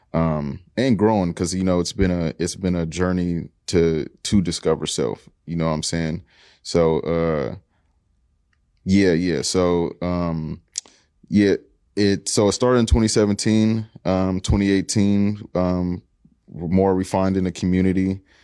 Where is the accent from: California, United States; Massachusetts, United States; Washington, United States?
Washington, United States; Seattle; I'm from the Central District. Uh, family been here since the forties